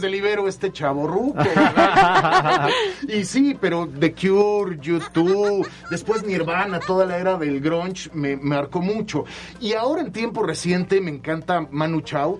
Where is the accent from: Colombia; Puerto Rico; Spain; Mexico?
Mexico; Mexico City; moved away as an adult; now in Puebla, Mexico; soy eh, chilango, soy de la Ciudad de ah, México, aunque de padre y madre yucatecos